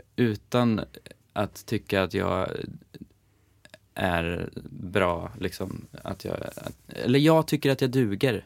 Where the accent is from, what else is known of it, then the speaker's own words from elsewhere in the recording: Eskilstuna, Södermanland, Sweden; now in Stockholm, Sweden; jag är från Eskilstuna